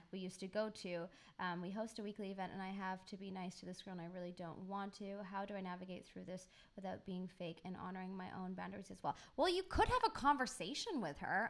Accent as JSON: {"language": "English", "country": "United Kingdom", "said": "I'm British"}